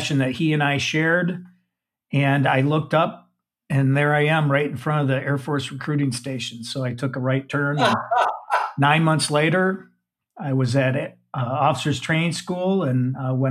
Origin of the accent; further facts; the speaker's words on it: Saginaw, Michigan, United States; I'm a Midwestern guy. I grew up in Saginaw, Michigan